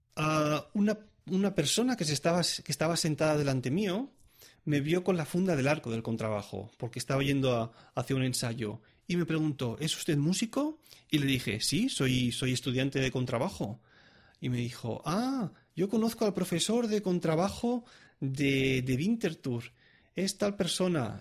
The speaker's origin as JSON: {"language": "Spanish", "country": "Spain", "moved": "as an adult", "lives_now": "Switzerland", "said": "soy un músico español, estudiante"}